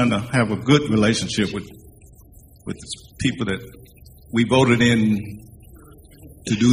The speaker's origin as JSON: {"language": "English", "town": "Charlotte", "region": "North Carolina", "country": "United States", "said": "I'm from the Graham Heights"}